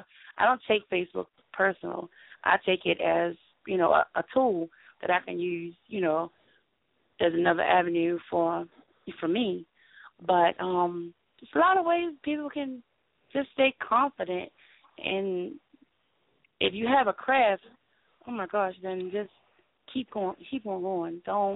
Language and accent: English; New Zealand; I'm Kiwi.